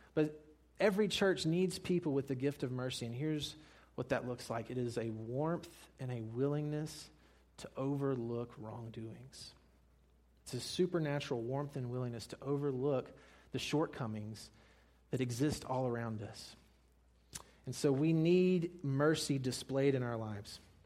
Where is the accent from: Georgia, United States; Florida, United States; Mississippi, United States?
Mississippi, United States; I'm from Mississippi